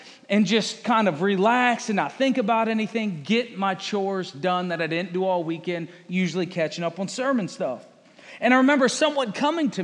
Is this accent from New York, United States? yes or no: no; Fredericksburg, Virginia, United States; moved away as an adult; also born or lived in Appalachian Mountains, Virginia; now in Conway, United States; I'm from this area of Virginia, Fredericksburg, Spotsylvania. This is home. That's where I lived for 30-some years.